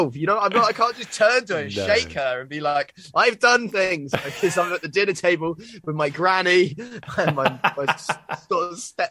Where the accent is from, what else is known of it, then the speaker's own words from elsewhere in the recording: Brighton, South East England, United Kingdom; now in Bristol, United Kingdom; I was growing up in Brighton, where it's really normal.